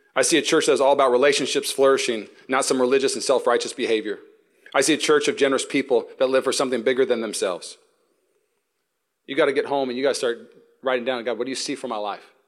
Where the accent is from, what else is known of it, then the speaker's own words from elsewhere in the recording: Seattle, Washington, United States; now in Walnut Creek, United States; When I grew up in Seattle